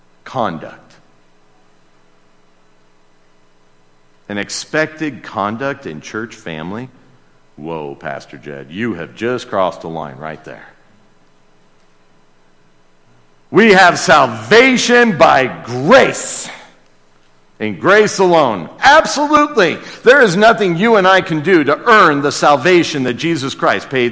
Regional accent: United States; as an American

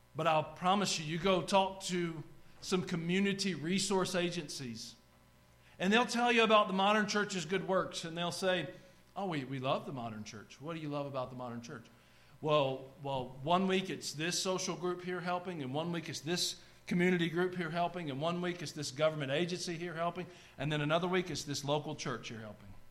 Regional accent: North Georgia mountains, United States; now in Tennessee, United States; I grew up in the North Georgia mountains.

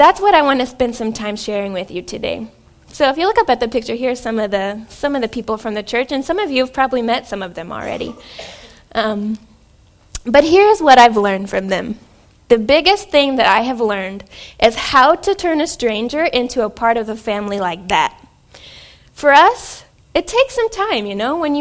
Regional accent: Southern Illinois, United States; moved away as an adult; also born or lived in France; now in Wichita, United States; I am in Wichita, Kansas. I'm not from Wichita, Kansas. I am from Southern Illinois

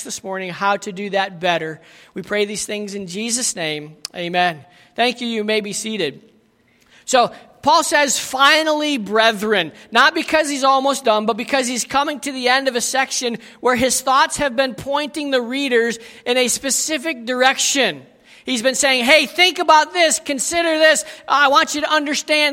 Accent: United States; moved away; I was from America and am from America

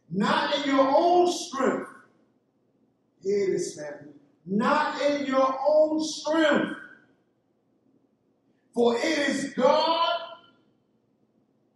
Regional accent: New York City, New York, United States; I came from East New York, Brooklyn. That's the ghetto of the United States

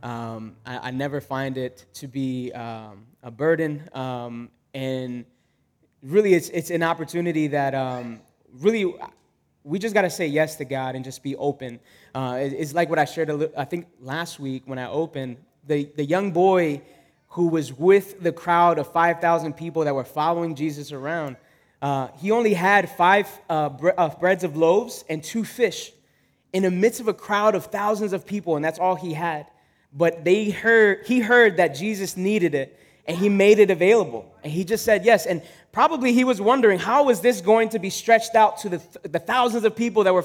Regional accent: Philadelphia, Pennsylvania, United States; also born or lived in Leominster, Massachusetts; I was raised in Philadelphia all my life, North Philadelphia specifically

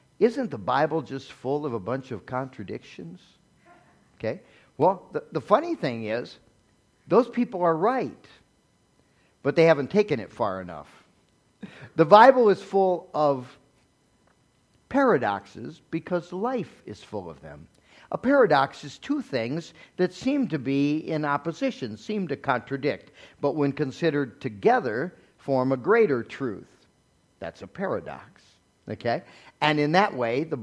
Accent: United States; us as American Christians

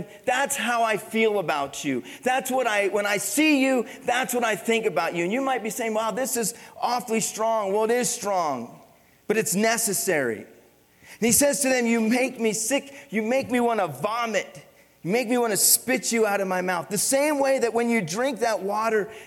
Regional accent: Pennsylvania, United States; moved away; Growing up, I grew up in Pennsylvania

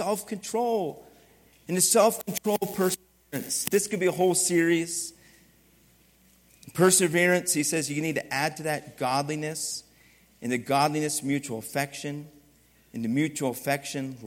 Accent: East Coast, United States; moved away; also born or lived in Philadelphia; I grew up in the East Coast and used to drive in inner city Philadelphia

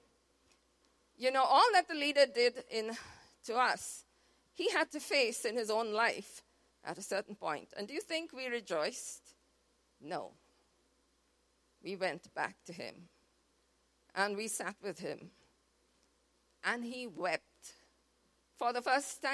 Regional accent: Mumbai, Maharashtra, India; moved away; We are from Mumbai

